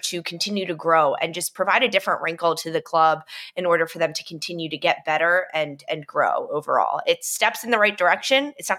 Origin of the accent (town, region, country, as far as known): United States; born or raised there